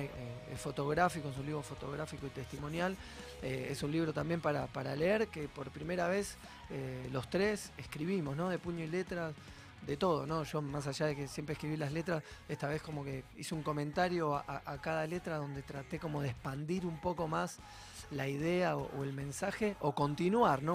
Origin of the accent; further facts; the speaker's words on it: Argentina; somos todos muy argentinos